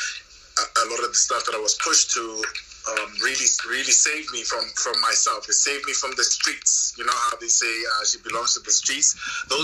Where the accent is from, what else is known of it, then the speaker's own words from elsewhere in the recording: South Africa; I'm South African, so my parents grew up and they married in the apartheid regime